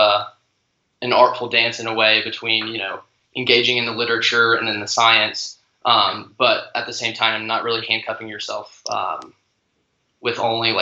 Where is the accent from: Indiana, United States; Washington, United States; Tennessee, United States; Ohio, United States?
Tennessee, United States; Nashville; also born or lived in Knoxville, Tennessee; I'm originally from Nashville, Tennessee, and was raised there my whole life